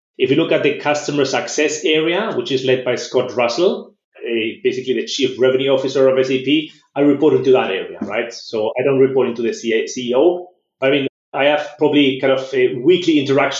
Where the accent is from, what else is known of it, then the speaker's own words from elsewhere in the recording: San Sebastian, Basque Country, Spain; moved away as an adult; also born or lived in Germany / Philadelphia, United States; now in Barcelona, Spain; I was actually born and raised in Spain